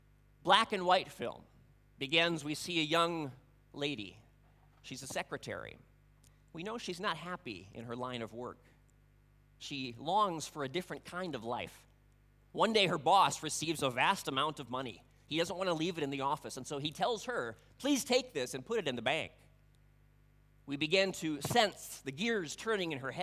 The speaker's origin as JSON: {"language": "English", "region": "Budapest", "country": "Hungary", "tie": "born or raised there", "moved": "yes", "said": "I grew up in Hungary, the capital city of Budapest."}